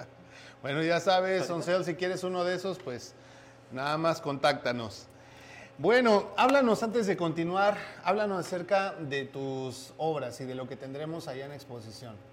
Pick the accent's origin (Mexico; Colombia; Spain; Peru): Mexico; moved away; porque yo soy mexicano